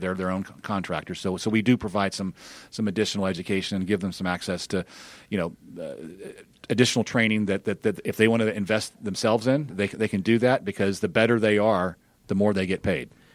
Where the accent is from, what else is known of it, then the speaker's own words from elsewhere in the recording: Birmingham, Alabama, United States; moved away as an adult; also born or lived in California; I grew up in Birmingham near, nearby